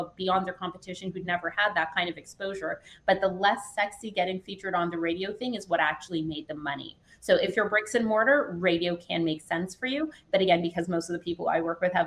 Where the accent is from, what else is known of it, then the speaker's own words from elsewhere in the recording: Canada; I was Canadian, you couldn't hear it yet. I'm from Canada.